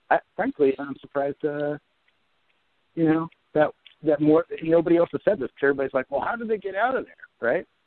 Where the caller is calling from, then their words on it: New Jersey, United States; from New Jersey.